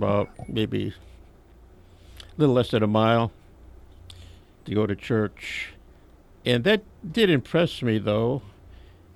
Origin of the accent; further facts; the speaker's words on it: Rockford, Illinois, United States; I was born in Rockford, Illinois, not too far from here, July 22nd, 1946. And I went to the local schools there and graduated from Auburn High School.